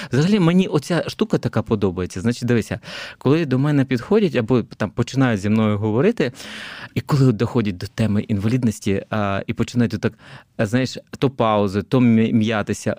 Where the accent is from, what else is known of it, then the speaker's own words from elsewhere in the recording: Kharkiv, Kharkiv Oblast, Ukraine; also born or lived in Dnipro, Ukraine; Я сам взагалі родом із Дніпра. Тоді це був Дніпропетровськ. Там виріс до сіми років. Потім переїхав я особисто до Харкова на навчання